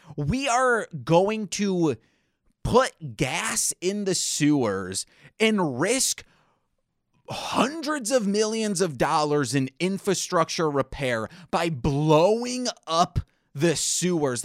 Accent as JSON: {"language": "English", "region": "Michigan", "country": "United States", "tie": "born or raised there", "said": "born and raised in Michigan"}